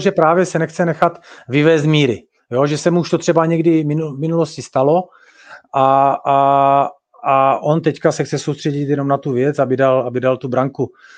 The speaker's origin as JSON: {"language": "Czech", "country": "Czechia"}